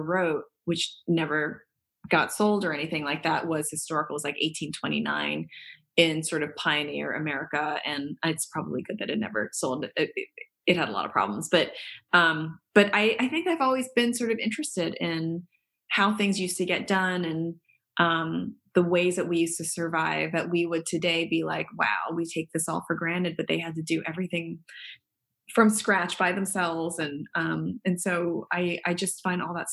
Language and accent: English; Baltimore, Maryland, United States; moved away as an adult; also born or lived in New York; now in Nebraska, United States; born and bred in Baltimore and spent 16 years of my life in New York for college, med school